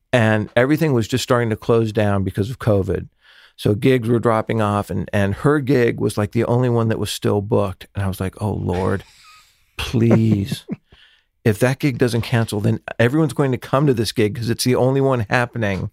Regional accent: Los Angeles, California, United States; growing up in the San Fernando Valley

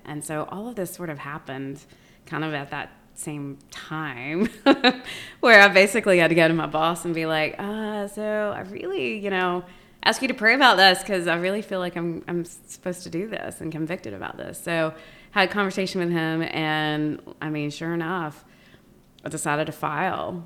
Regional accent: Lincoln County, North Carolina, United States; moved away as an adult; I grew up born and raised in Lincoln County. So, uh, that's home for me.

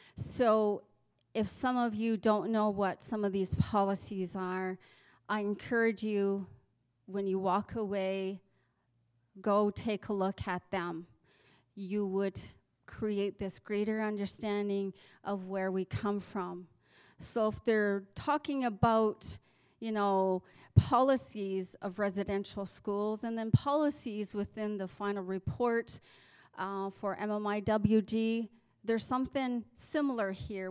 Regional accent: Southern Alberta, Canada; as Southern Albertans, as Canadian citizens.

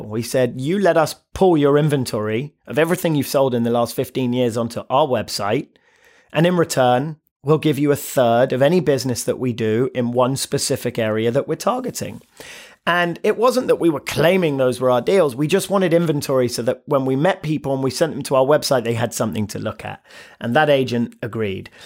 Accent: London, United Kingdom; moved away; born and raised in London, single mother

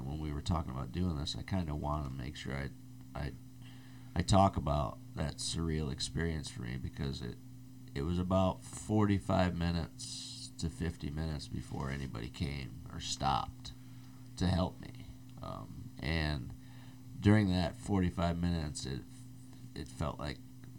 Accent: Midwest, United States; moved away; I'm from the Midwest

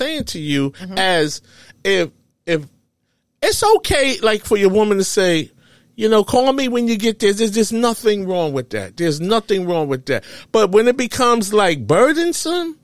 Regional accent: New York, United States; I'm from New York

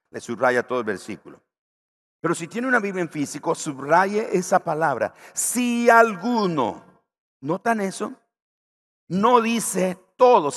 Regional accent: Nicaragua; Yo estoy pensando en la tortilla aquí de mi tierra

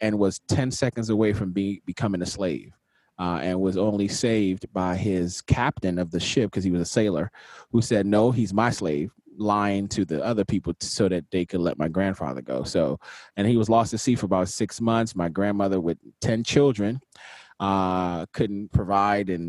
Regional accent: Nigeria; moved away; also born or lived in Washington, D.C., United States; I was born in Washington, D.C., raised in Nigeria for about 10 years

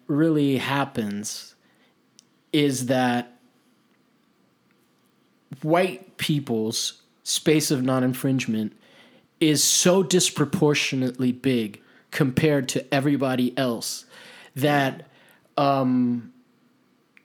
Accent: Italy; now in United States; I grew up in Italy. I that's where I learned how to play soccer. I'm Hispanic

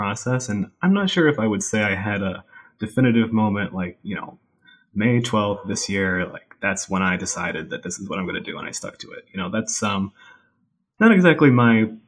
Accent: Watertown, New York, United States; So I am from a small town in North Country, New York, Watertown, New York, right up against the border with Canada.

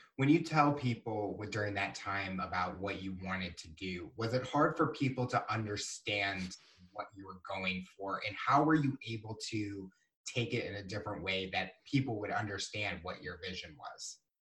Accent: Missouri, United States; as we're both are growing up in Missouri

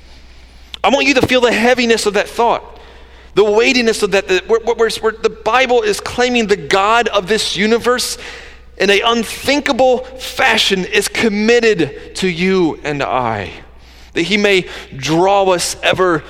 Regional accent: close to Atlanta, Georgia, United States; I grew up in Georgia, close to Atlanta

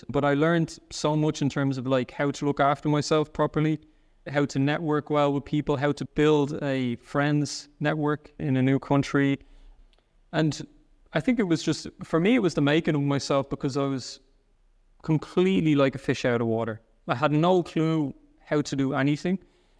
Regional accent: Ireland; accent: soft Irish; now in Germany; they think I'm from a different part because I have a bit of a softer Irish accent.

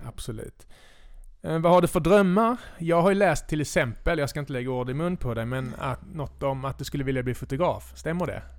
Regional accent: Hässleholm, Skåne, Sweden; min uppväxt i Hässleholm

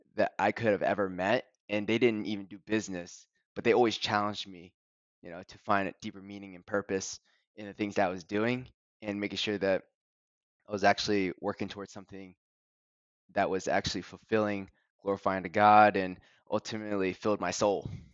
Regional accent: University of Delaware town, United States; I grew up in the University of Delaware town

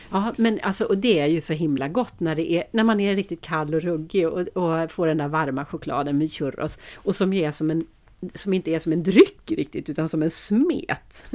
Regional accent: Sweden; vi svenskar

